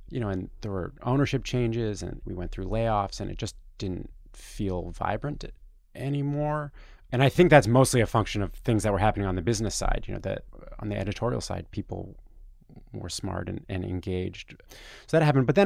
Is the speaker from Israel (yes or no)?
no; Toronto, Ontario, Canada; moved away as an adult; now in New York, United States; I'm from Toronto, Canada, and I came to New York to try and work in journalism in 2005.